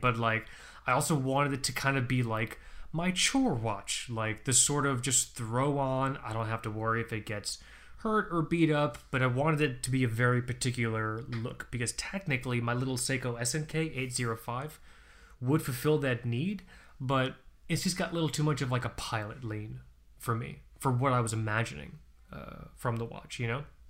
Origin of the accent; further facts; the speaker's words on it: Florida, United States; moved away as an adult; I'm one of seven people that's actually born in Florida